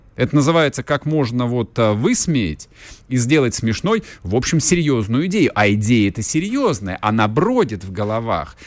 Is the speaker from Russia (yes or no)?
yes; Russia; у нас на родине жизнь потихонечку меняется